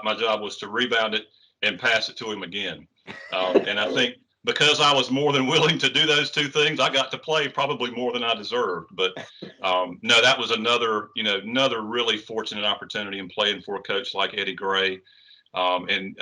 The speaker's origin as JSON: {"language": "English", "town": "Garner", "region": "North Carolina", "country": "United States", "tie": "born or raised there", "said": "I grew up, you know, as you said, born and bred in the town of Garner"}